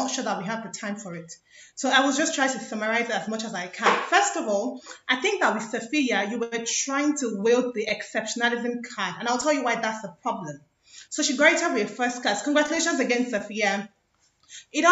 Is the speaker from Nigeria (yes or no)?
yes; Nigeria; by virtue of being Nigerians